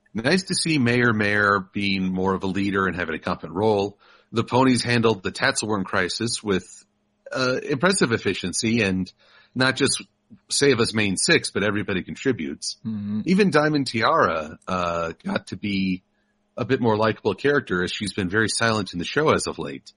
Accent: United States; I'm an American

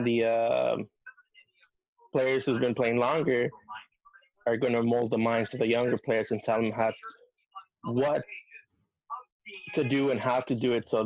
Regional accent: Southern California, United States; I'm not from Minnesota, Wisconsin. I grew up watching the team in Southern California

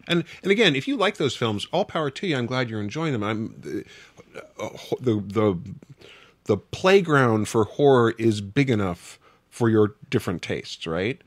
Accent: Wichita, Kansas, United States; I grew up in Wichita, Kansas

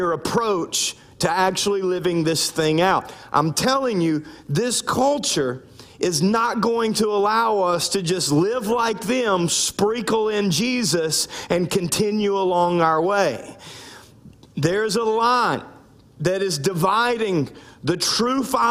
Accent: the Bible Belt South, United States; now in Louisiana, United States; I grew up in the Bible Belt South

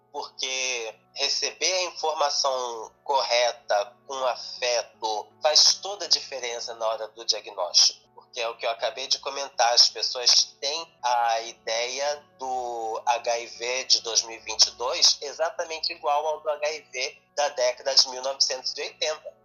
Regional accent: Rio de Janeiro, Brazil; cidade do Rio de Janeiro, que é minha cidade natal

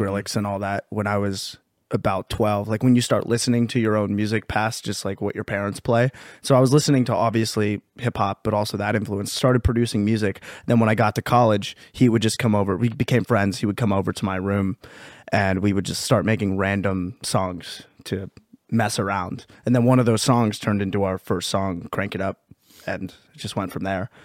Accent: Pennsylvania, United States; we're from Pennsylvania

